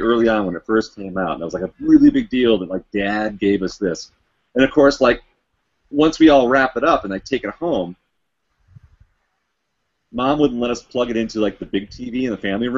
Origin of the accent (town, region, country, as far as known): Colorado, United States; born or raised there; also born or lived in Chicago, Illinois